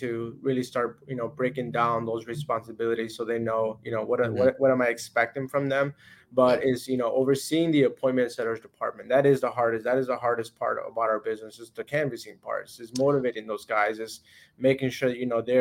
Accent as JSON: {"language": "English", "region": "Florida", "country": "United States", "moved": "yes", "lives_now": "Illinois, United States", "said": "I'm from Florida"}